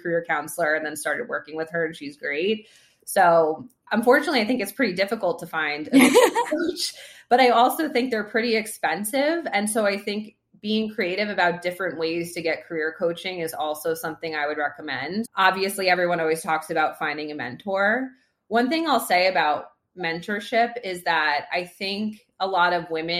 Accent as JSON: {"language": "English", "region": "New York", "country": "United States", "tie": "born or raised there", "said": "I've been a New Yorker my entire life. I grew up in New York"}